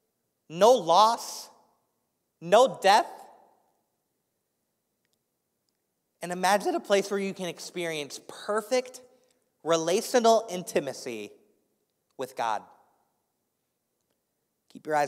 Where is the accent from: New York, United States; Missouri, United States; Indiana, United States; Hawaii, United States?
Indiana, United States; Indianapolis; moved away; I grew up in Indianapolis, Indiana